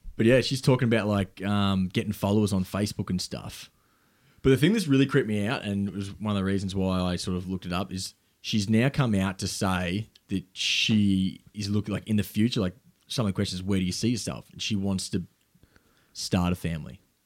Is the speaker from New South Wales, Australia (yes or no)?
no; South Gippsland, Victoria, Australia; where I grew up in South Gippsland